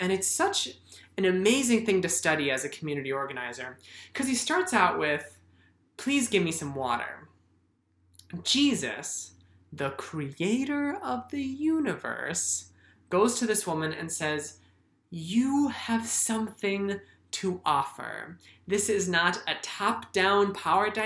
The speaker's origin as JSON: {"language": "English", "country": "United States", "said": "I'm Asian American, and one of the reasons why my dad was able to immigrate to the United States"}